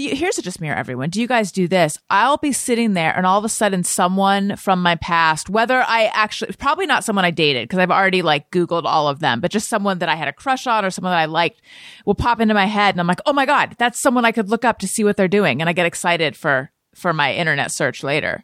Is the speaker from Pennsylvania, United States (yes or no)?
no; Southern California, United States; moved away; also born or lived in New York; I was born in Northern California, grew up in Southern California